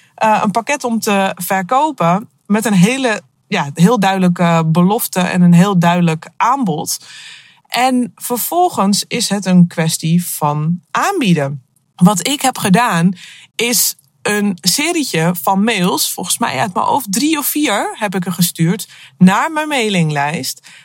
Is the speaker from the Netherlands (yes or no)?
yes; Akersloot, North Holland, Netherlands; moved away; Op dit moment eh, zit ik in mijn auto op de parkeerplaats bij Van de Valk in Akersloot. Eh, wel leuk, want het is het eh, dorp waar ik opgegroeid ben.